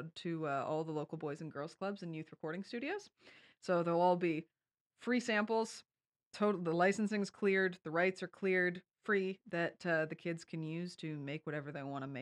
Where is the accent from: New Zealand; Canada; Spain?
Canada; Kingston, Ontario; also born or lived in London, Ontario; this is my hometown. I am a Kingston hometown kid.